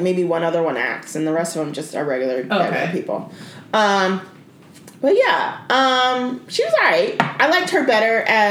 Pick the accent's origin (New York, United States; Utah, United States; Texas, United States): Texas, United States; Plano; I grew up in Plano, y'all.